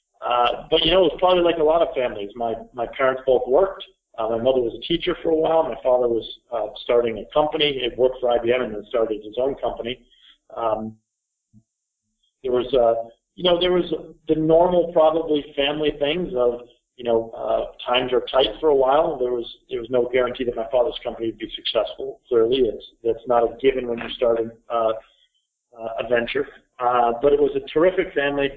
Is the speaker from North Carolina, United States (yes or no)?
no; Burlington, Vermont, United States; I grew up here in Burlington, Vermont.